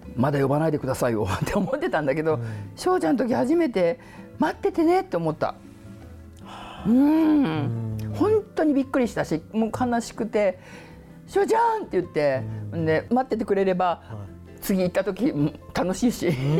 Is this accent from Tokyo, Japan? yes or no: yes; Tokyo, Japan; うち東京の人間だけど